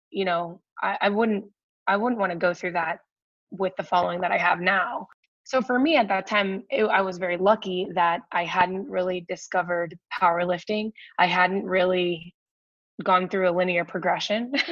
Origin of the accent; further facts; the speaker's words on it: Washington, District of Columbia, United States; it was the american open in washington d.c so that was cool because it was a bit bigger of a meet too